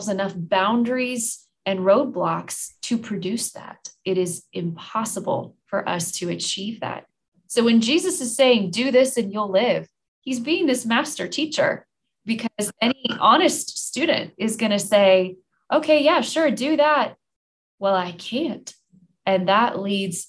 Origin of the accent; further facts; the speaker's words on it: United States; as American Christians